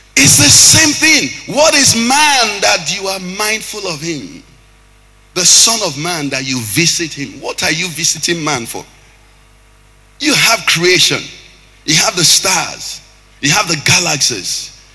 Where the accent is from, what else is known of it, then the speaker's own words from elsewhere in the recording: Anambra, Nigeria; I'm from Anambra.